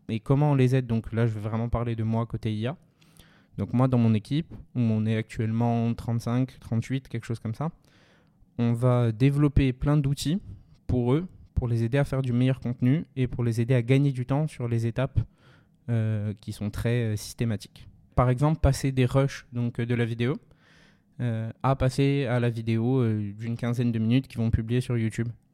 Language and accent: French; Ajaccio, Corsica, France; moved away as an adult; also born or lived in Paris; je suis né à Ajaccio, j'ai fait ma scolarité à Ajaccio jusqu'à la prépa.